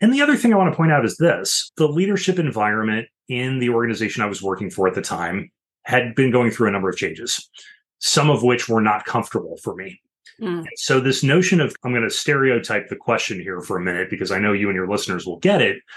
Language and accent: English; Illinois, United States; moved away as an adult; now in Washington, D.C. area, United States; I worked as a local news reporter in my home state of Illinois for a few years before ultimately moving out to the DC area where I now live